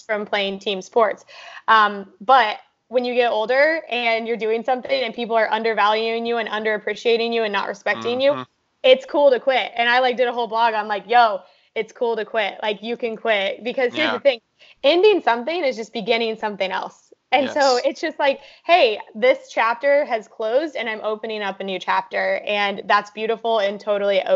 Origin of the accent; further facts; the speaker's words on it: Kansas, United States; moved away as an adult; also born or lived in California; now in Austin, United States; growing up in Kansas